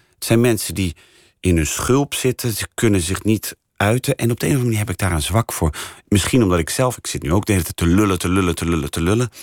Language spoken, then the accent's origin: Dutch; Rotterdam, South Holland, Netherlands; now in Amsterdam, Netherlands; ik kom uit Rotterdam